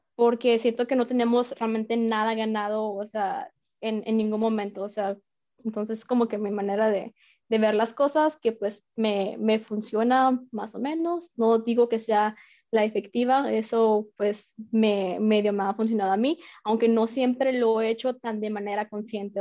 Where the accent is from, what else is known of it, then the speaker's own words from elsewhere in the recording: Mexico; moved away as an adult; also born or lived in France; now in Arizona, United States; soy mexicana, y pues eh, apenas tiene em, un año y medio eh, que estoy viviendo en Estados Unidos